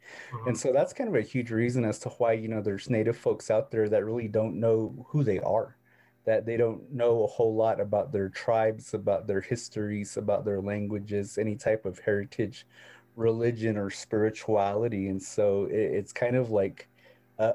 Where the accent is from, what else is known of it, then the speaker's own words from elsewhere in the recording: Tuba City, Arizona, United States; I was born in a place called Tuba City. And so that's on a rural Arizona on the reservation, but you know, Tuba's technically on the Navajo reservation, but I'm Hopi. And so I claim Hopi. I claim that I'm from the Hopi reservation